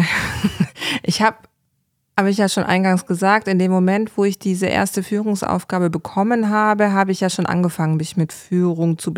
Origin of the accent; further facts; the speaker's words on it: Baden-Württemberg, Germany; komme aus Baden-Württemberg